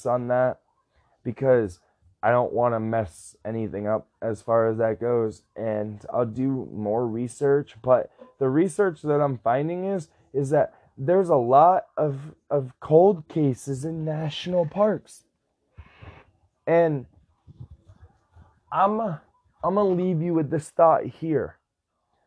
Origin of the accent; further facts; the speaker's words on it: United States; I'm an American citizen.